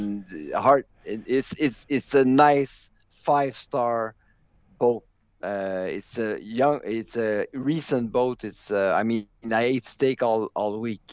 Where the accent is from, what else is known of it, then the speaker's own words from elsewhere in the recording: Canada; As a Canadian, I have an advantage of knowing what it's like to run on snow